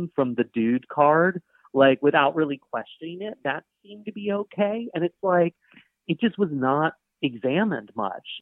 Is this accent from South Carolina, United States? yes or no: yes; Charleston, South Carolina, United States; I grew up in Charleston, and my dad was a doctor